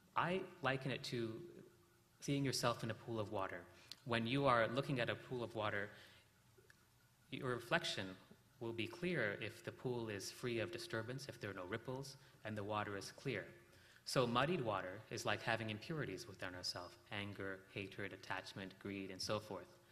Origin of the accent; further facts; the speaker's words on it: South India, India; we're from South India